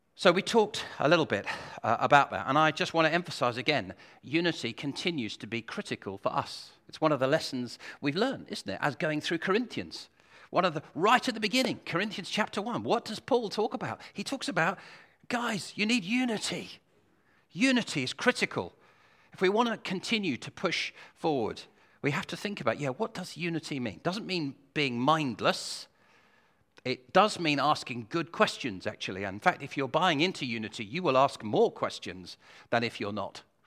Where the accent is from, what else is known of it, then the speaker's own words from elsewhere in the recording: United Kingdom; we're British